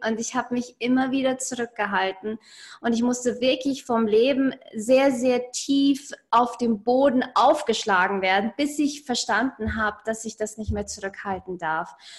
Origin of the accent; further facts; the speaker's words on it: Ingolstadt, Bavaria, Germany; ich bin in Ingolstadt geboren und aufgewachsen